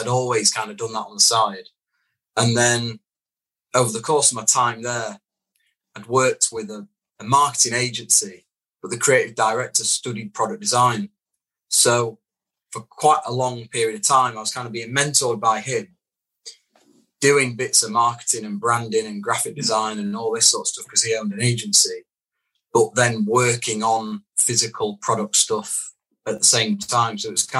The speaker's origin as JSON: {"language": "English", "town": "Doncaster", "region": "Yorkshire and the Humber", "country": "United Kingdom", "tie": "born or raised there", "also_born_or_lived": "Hook", "said": "I was actually born in Hook in Hampshire. I just don't sound like it because I moved when I was about five. But yeah, I'm from Doncaster."}